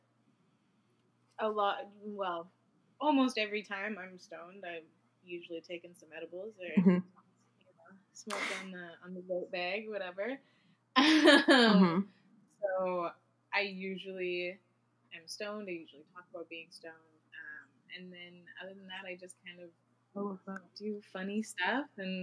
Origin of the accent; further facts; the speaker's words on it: Vancouver, British Columbia, Canada; I was born and raised in, like, the Vancouver area, which I do still live in.